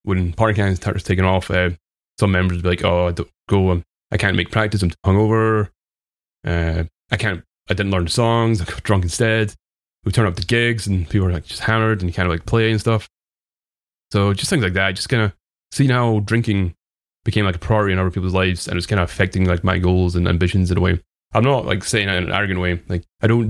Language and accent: English; Dunfermline, Scotland, United Kingdom; accent: Scottish; I grew up in a place called Dunfermline. I live in a different place now